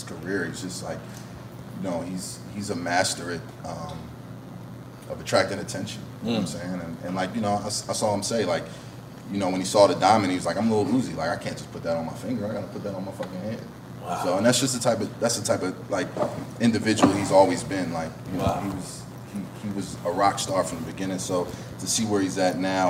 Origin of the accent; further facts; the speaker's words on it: Philadelphia, Pennsylvania, United States; moved away; also born or lived in Atlanta; being born and raised and growing up in Philly